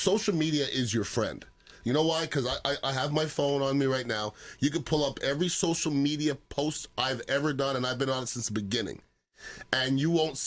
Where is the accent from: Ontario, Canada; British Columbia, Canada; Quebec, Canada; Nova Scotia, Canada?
Quebec, Canada; Montreal; now in United States; I'm from Montreal, Canada.